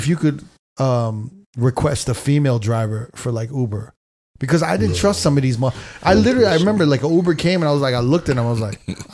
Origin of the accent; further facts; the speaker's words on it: New York, United States; maybe because I grew up in New York.